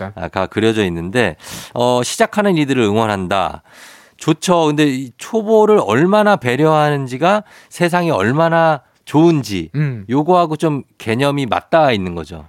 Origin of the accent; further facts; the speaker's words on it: Seoul, South Korea; 저도 할아버지 고향이 이쪽인 거지. 마산 뭐 그쪽인 거지. 제 고향은 이제 서울이죠